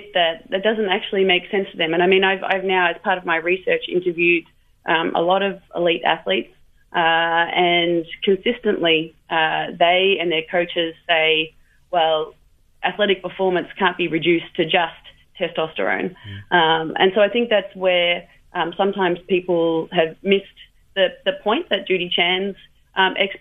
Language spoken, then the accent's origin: English; Australia; I come from Australia